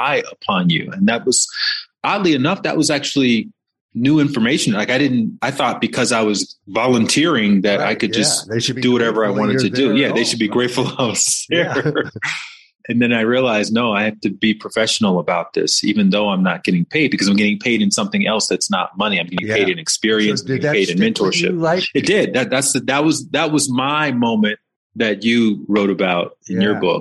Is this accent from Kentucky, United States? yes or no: no; Alabama, United States; I grew up in the South in Alabama and mostly black neighborhood